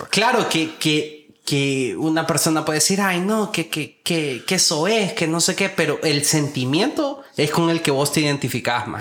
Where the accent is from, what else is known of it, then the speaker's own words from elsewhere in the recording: Honduras; como hondureño